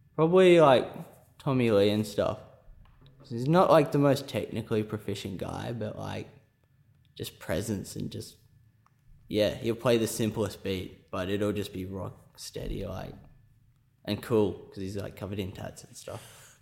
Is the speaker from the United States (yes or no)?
no; Scone, New South Wales, Australia; moved away as an adult; also born or lived in Sydney; I'm from New South Wales. I'm from a small country town called Scone, population about three thousand.